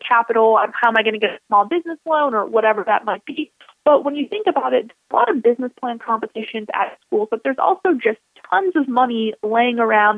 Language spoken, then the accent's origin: English; Buffalo, New York, United States; moved away; I'm originally from Buffalo, New York